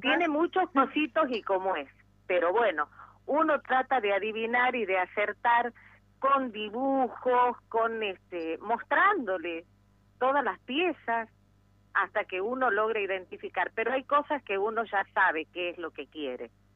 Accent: Argentina; soy argentina por nacimiento y ferretera por opción

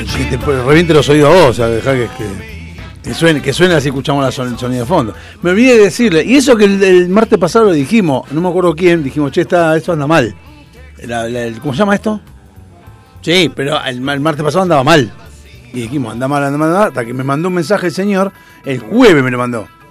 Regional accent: Argentina; somos argentinos

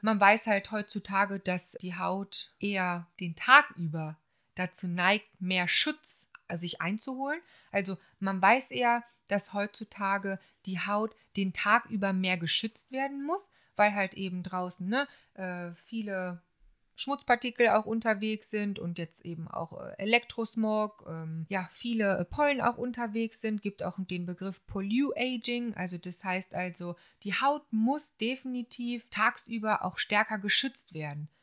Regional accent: Solingen, North Rhine-Westphalia, Germany; moved away as an adult; also born or lived in Bensheim; Es hat mich auch ein bisschen wieder in meine alte Heimat verschlagen, also äh, nach Solingen

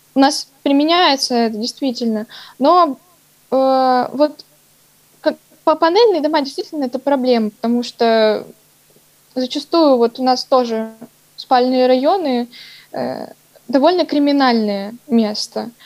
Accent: Novosibirsk, Novosibirsk Oblast, Russia; я коренной житель Новосибирска

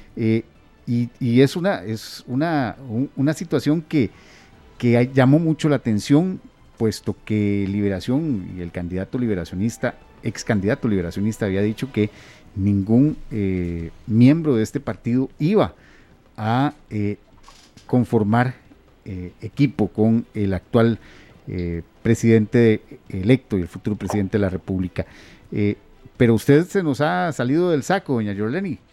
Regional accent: Costa Rica

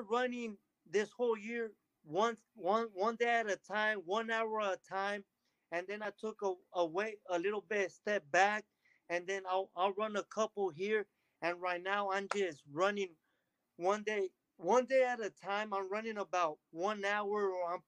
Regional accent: Delano, California, United States; I grew up in Delano, California

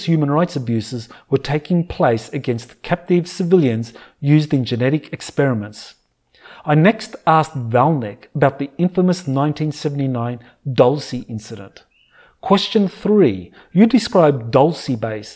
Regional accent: Australia; my home country of Australia

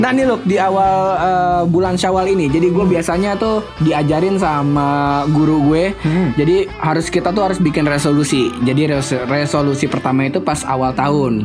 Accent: Depok, West Java, Indonesia; gua asli Depok

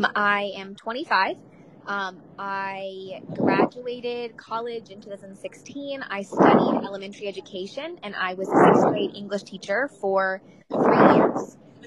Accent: Jacksonville, Florida, United States; Jacksonville, Florida.

